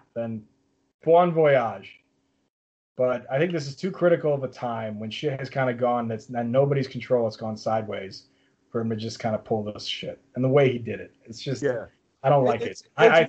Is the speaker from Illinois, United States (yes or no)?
yes; Chicago, Illinois, United States; But like, I come from Chicago. And, like, we had Michael Jordan, right, when I was growing up.